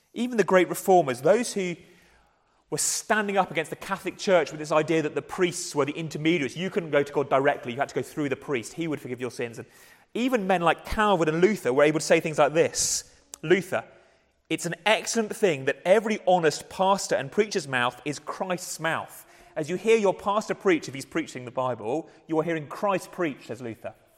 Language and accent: English; England, United Kingdom; we're English